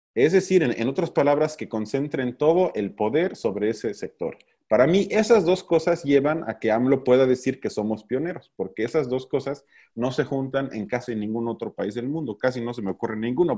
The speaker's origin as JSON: {"language": "Spanish", "country": "Mexico", "said": "somos un país de mierda"}